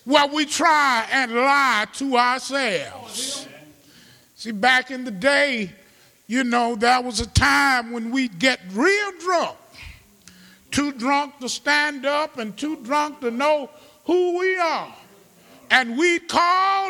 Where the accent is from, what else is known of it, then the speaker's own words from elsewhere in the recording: Birmingham, Alabama, United States; moved away; We're from Birmingham